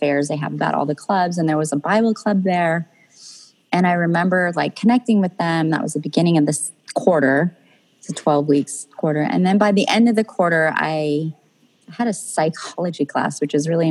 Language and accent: English; Central California, United States; I grew up in, I guess, Central California, like Paso Robles area, King City, Salinas, Monterey, that area.